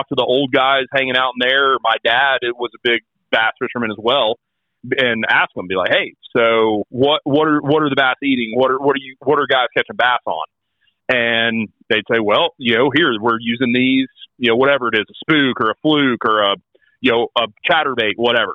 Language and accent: English; North Alabama, United States; I'm from North Alabama